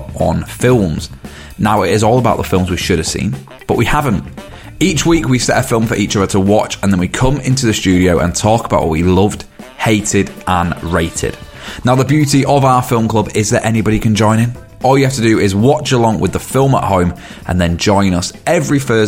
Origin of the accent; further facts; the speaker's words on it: Castleford, Yorkshire and the Humber, United Kingdom; Castleford. I went, what? My hometown?